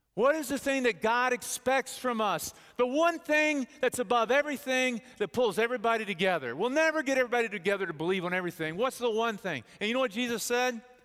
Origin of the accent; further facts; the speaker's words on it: Bedford, Texas, United States; I grew up in Bedford, Texas, the cultural hotspot of the universe